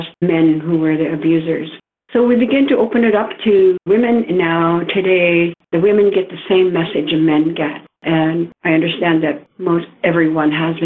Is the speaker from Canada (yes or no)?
yes; Lillooet, British Columbia, Canada; I come from the Lillooet Nation, and that is just about 30 minutes north of Whistler in BC.